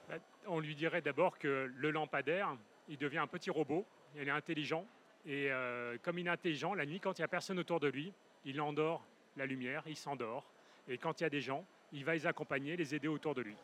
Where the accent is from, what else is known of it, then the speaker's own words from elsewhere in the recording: Paris, Île-de-France, France; moved away as an adult; now in Toulouse, France; j'étais parisien, j'ai quitté Paris à l'arrivée du troisième parce que je saturais dans le contexte urbain ultra dense hein, pour rejoindre Toulouse.